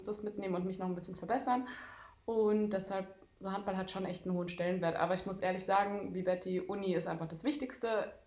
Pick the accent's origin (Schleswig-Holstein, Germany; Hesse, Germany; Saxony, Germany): Hesse, Germany; Darmstadt; moved away as an adult; now in Leipzig, Germany; Ich komme aus äh, Darmstadt und dort habe ich auch die letzten Jahre jetzt gelebt und studiert und bin vor zwei Monaten hier nach Leipzig gezogen